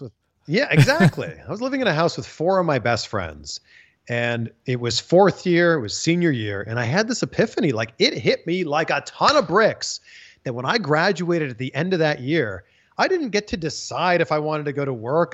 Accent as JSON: {"language": "English", "town": "Pickering", "region": "Ontario", "country": "Canada", "tie": "born or raised there", "moved": "as an adult", "lives_now": "United States", "said": "Canadian, born and raised just outside of Toronto. I'm from Pickering, Ontario."}